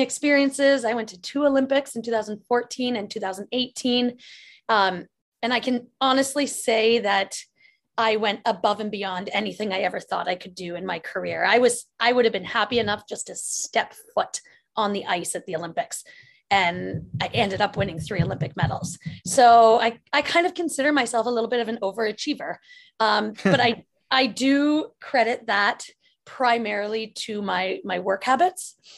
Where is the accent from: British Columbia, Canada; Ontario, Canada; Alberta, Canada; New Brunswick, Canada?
Ontario, Canada; Lively; when I was growing up in my hometown called Lively, Ontario